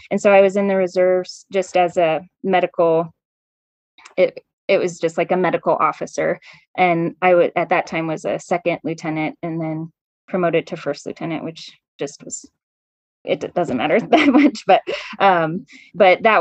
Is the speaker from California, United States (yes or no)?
yes; California, United States; I grew up kind of in California, um, and I went to Colorado State because I knew I wanted to go to vet school at Colorado State.